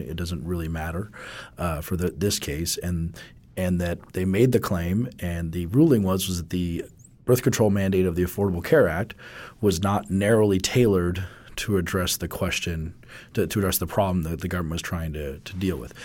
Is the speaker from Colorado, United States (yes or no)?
yes; Colorado, United States; my home state of Colorado